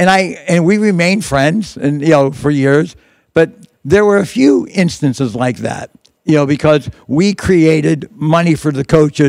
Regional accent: Pittsburgh, Pennsylvania, United States; I was Italian. I was from Pittsburgh.

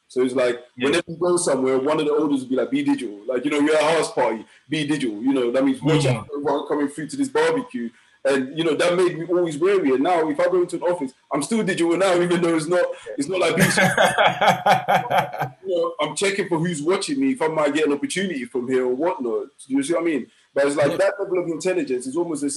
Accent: London, United Kingdom; I came up from East London as well, so I understand the concept of like being street smart

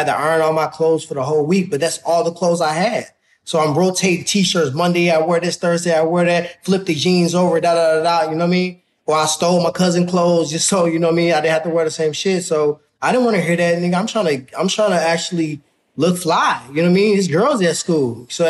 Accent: Ferguson, Missouri, United States; So for me, growing up in Ferguson is everything to me. So, you know, if somebody got something to say bad about Ferguson, they really like saying your mama to me

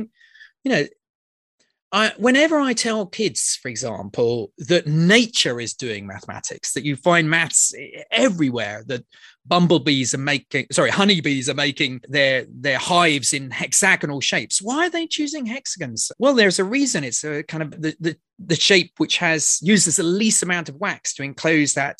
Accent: near Oxford, South East England, United Kingdom; I grew up just outside London, actually quite near Oxford

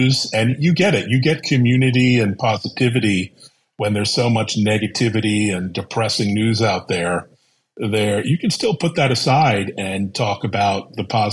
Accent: Baltimore, Maryland, United States; I grew up in Baltimore, Maryland, right in the city

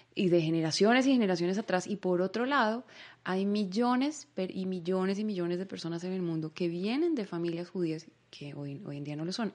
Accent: Bogotá, Colombia; moved away as an adult; now in Israel; yo nací allá, pero pues yo crecí en Latinoamérica, yo crecí en Colombia, yo crecí en Bogotá, yo soy Rola

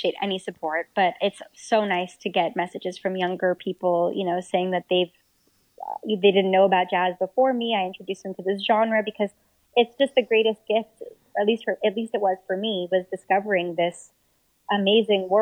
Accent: Montreal, Quebec, Canada; my hometown of Montreal

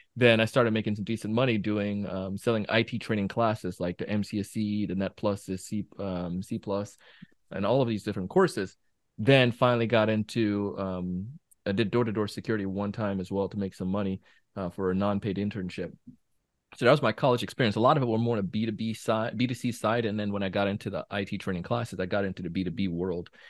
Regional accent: Jamaica; moved away; growing up in Jamaica as a kid

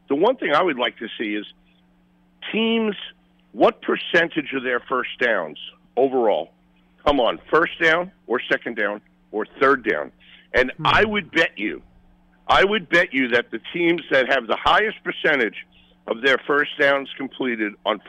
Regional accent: Brooklyn, New York, United States; And we grew up in Brooklyn

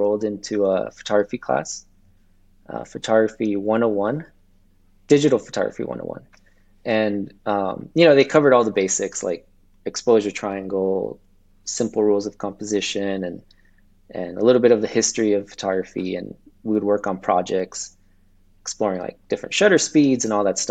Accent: Los Angeles, California, United States; also born or lived in Ventura County, California; I'm from California, and I grew up in Los Angeles, and I'm currently living in Ventura County right now.

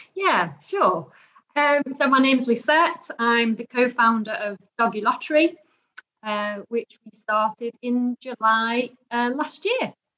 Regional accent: Netherlands; also born or lived in Dubai; now in United Kingdom; I was born and raised in the Netherlands

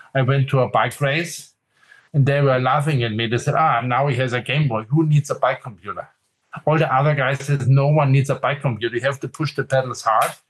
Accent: Munich, Bavaria, Germany; I grew up in Munich, so this is south of Germany in Bavaria

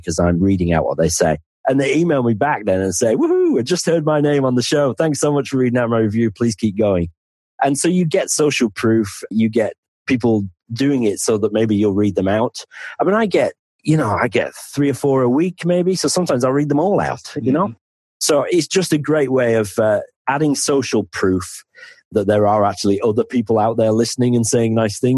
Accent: the north of England, United Kingdom; accent: northern; now in Penzance, United Kingdom; my accent is you're normally sort of the thick person from the north

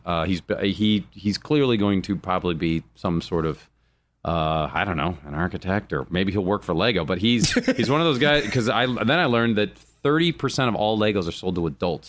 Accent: Rome, Lazio, Italy; born there; they saw that I was born in Rome

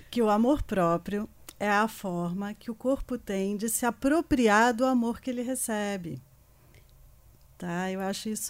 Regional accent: Rio de Janeiro, Brazil; now in São Paulo, Brazil; eu sou carioca também. Estou é, aqui em São Paulo há 28 anos.

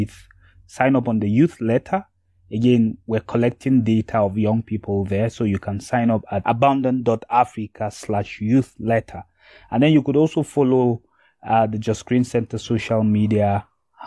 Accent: Nigeria; I am coming from Nigeria

